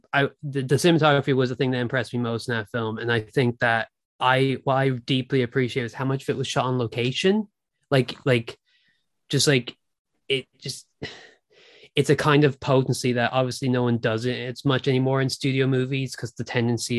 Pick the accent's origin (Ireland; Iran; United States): Ireland; also born or lived in Britain; now in United Kingdom; I grew up in Ireland. I live in Britain.